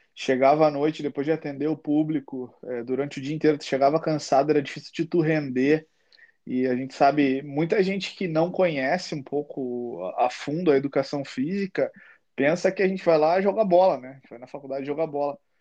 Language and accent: Portuguese; Uruguaiana, Rio Grande do Sul, Brazil; Eu sou, eu sou do sul, sou do interior do Rio Grande do Sul, a minha cidade lá é uruguaiana